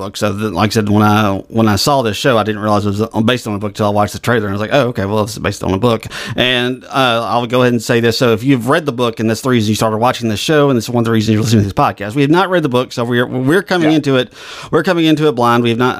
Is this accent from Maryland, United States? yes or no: yes; Maryland, United States; now in Charleston, United States; I grew up in Maryland, so I'm not totally an expert on Southern accents, but I moved to Charleston, South Carolina about 20 years ago, so I have some experience.